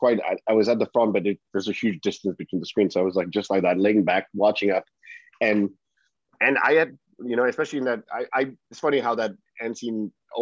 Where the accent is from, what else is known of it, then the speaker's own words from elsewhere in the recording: Finland; English is a second language; moved away; it was in my home, you know, my home country